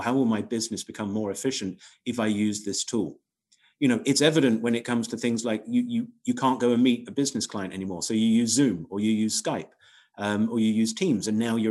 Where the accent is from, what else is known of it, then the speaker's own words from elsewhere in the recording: Crawley, South East England, United Kingdom; I was born in Crawley, which is right at the end, basically, of Gatwick Airport, edge of Gatwick Airport